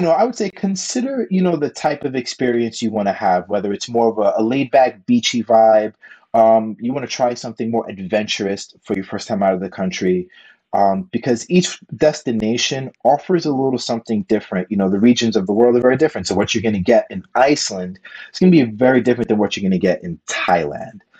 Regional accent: New York, United States; moved away; I'm a New Yorker, you know, so I'm used to a, different type of pace

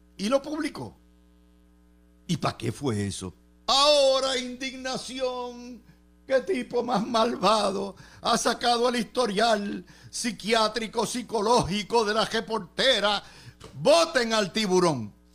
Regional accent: Puerto Rico; Como contribuyente puertorriqueño

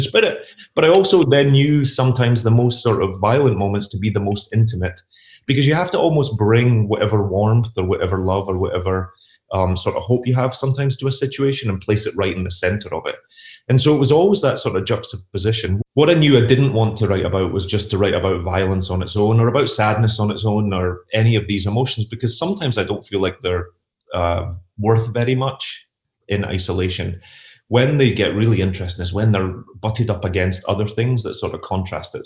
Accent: Glasgow, Scotland, United Kingdom; moved away as an adult; also born or lived in Pollok, Glasgow; now in New York, United States; But I'm Glaswegian. I grew up, I was born and raised in Sight Hill and then all throughout the East End

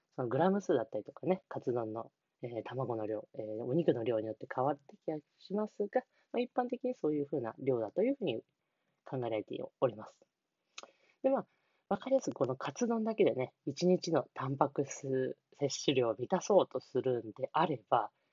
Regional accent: Niigata, Japan; 地元新潟

